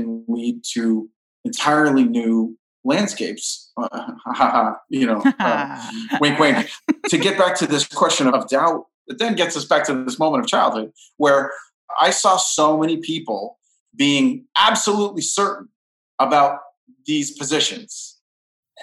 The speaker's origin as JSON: {"language": "English", "region": "Southern California", "country": "United States", "tie": "born or raised there", "moved": "yes", "lives_now": "Brooklyn, United States"}